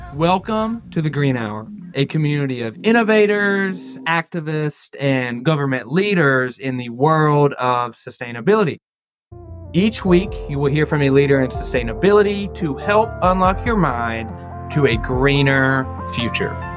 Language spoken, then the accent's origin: English; Dalton, Georgia, United States; moved away as an adult; also born or lived in Pike County, Kentucky; now in Atlanta, United States; I grew up in Dalton, Georgia